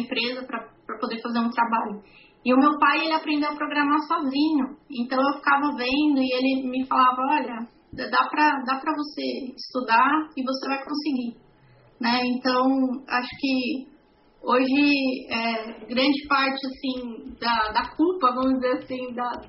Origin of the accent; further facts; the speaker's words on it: São Bernardo do Campo, São Paulo, Brazil; eu nasci em São Bernardo, nasci e cresci aqui em São Bernardo do Campo.